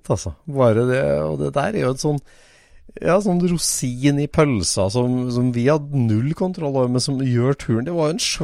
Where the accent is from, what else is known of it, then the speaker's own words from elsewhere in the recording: Vestland, Norway; Jeg er fra Sogn, ja.